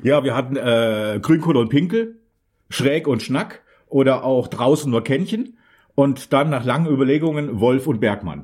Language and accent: German; Hameln, Lower Saxony, Germany; moved away; in meiner Heimat Hameln